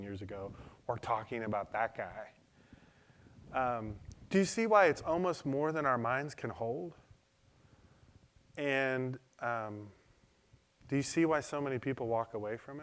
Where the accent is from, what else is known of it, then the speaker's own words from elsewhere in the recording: Detroit, Michigan, United States; I learned that in Detroit. I grew up in Detroit.